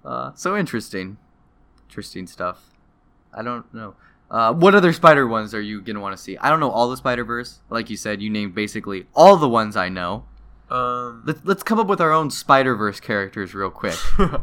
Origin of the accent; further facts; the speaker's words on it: the South, United States; I'm from the South.